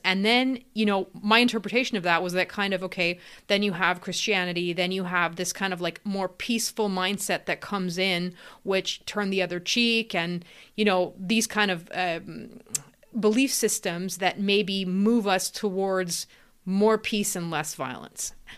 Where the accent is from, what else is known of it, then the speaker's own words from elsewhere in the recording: Canada; I'm actually in Canada, I'm Canadian